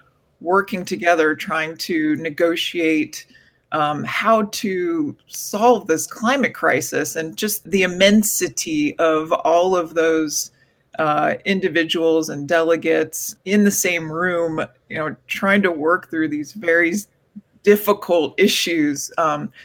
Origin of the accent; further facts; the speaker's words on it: Gulf Coast of Florida, United States; I fortunately had the privilege of growing up on the Gulf Coast of Florida